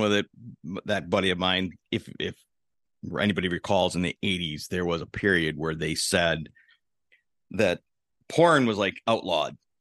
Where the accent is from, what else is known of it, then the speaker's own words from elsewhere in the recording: Milwaukee, Wisconsin, United States; I grew up in Milwaukee